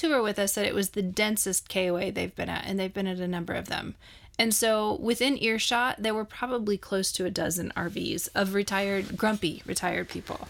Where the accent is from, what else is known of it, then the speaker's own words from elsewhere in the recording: Montana, United States; I'm from Montana